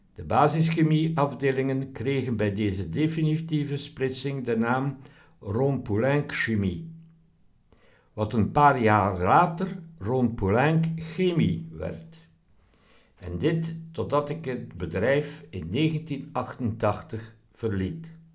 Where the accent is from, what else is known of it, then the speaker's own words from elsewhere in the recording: Belgium; also born or lived in Ghent; ik ben een ingenieur van Belgische nationaliteit